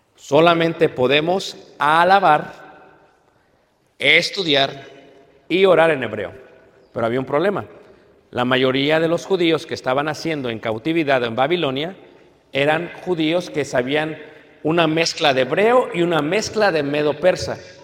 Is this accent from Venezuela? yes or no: no; Mexico; nosotros como mexicanos